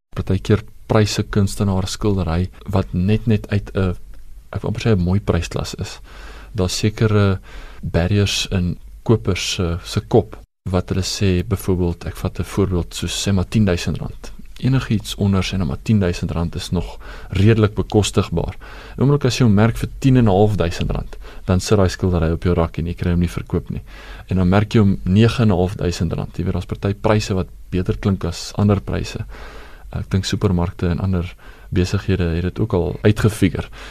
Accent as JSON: {"language": "Afrikaans", "country": "South Africa", "said": "Ek is 'n trotse Suid-Afrikaner"}